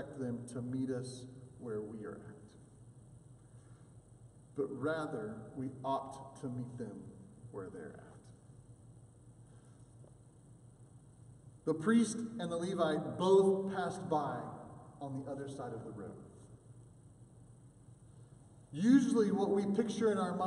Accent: Oklahoma, United States; accent: Oklahoma; my Oklahoma accent

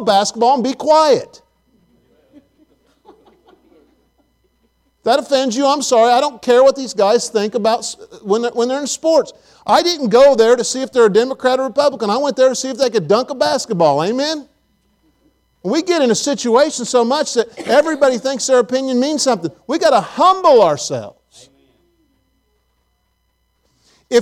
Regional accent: Farmersburg, Indiana, United States; also born or lived in Abilene, Texas; now in Tennessee, United States; I'm from the rural area of Farmersburg, Indiana

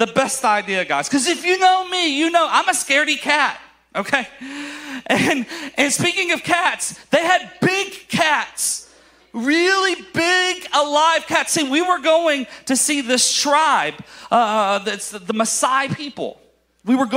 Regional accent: Alabama, United States; I am from Alabama

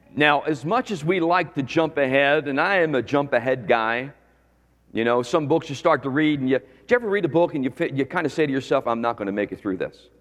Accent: Philadelphia, Pennsylvania, United States; moved away as an adult; also born or lived in Lancaster County, Pennsylvania; now in Florida, United States; I was born in Philadelphia

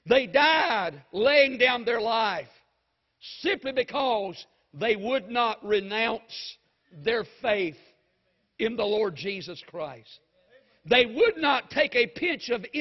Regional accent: United States

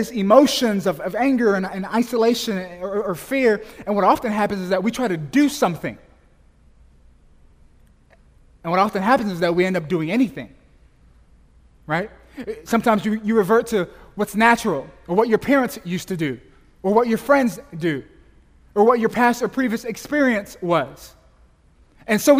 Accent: Las Vegas, Nevada, United States; moved away as an adult; now in Oakland, United States; I'm from Las Vegas. I grew up there.

